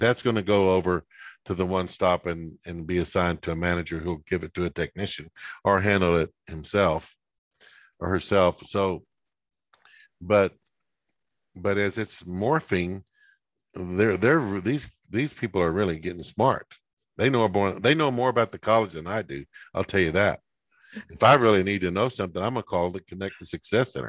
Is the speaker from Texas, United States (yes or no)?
yes; West Texas, United States; moved away; where I grew up in West Texas